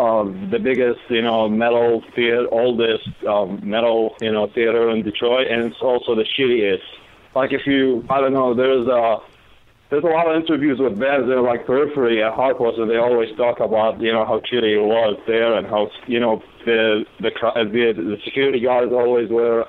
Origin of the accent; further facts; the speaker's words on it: Baghdad, Baghdad Governorate, Iraq; English is a second language; I mean, you know, I came from Baghdad, so I guess that's a normal thing to do.